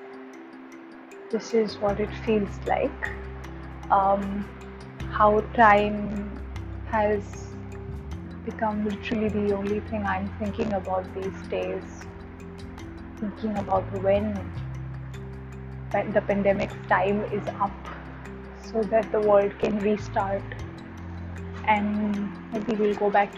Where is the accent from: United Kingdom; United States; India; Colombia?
India; I'm in a small Indian city which is my hometown